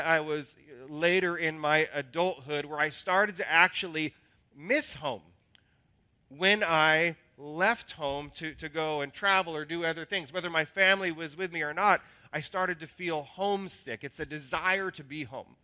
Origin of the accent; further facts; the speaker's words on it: Salem, Oregon, United States; the hometown that I remember is Salem, which is a radically different city now than it was when it was my childhood hometown